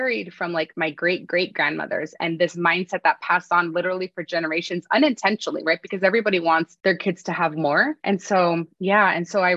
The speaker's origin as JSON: {"language": "English", "area": "Bay Area", "region": "California", "country": "United States", "tie": "born or raised there", "said": "Growing up in the Bay Area"}